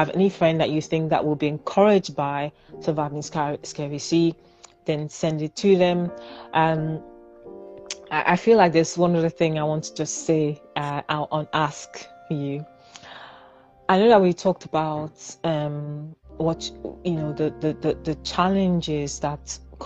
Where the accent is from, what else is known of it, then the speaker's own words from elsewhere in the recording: Nigeria; I'm a Nigerian